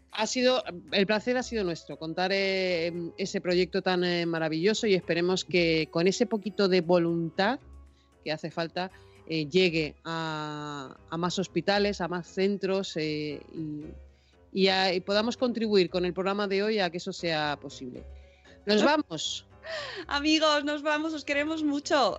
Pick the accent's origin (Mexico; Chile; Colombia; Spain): Spain; Tenerife, Canary Islands; Tenerife, que es de donde yo soy